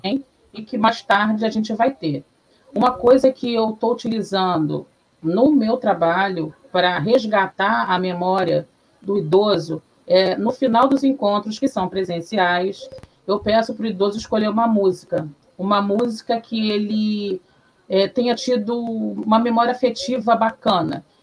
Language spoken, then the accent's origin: Portuguese; Rio de Janeiro, Brazil; Eu morei em Oswaldo Cruz, do lado de Madureira, terra do samba. Então, na minha casa se escutava muito samba.